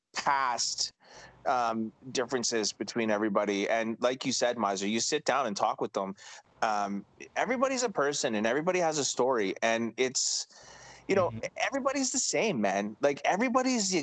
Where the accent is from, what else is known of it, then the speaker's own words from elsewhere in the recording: Montreal, Quebec, Canada; moved away; No, I was born in Quebec. I grew up in Quebec. I grew up in Montreal.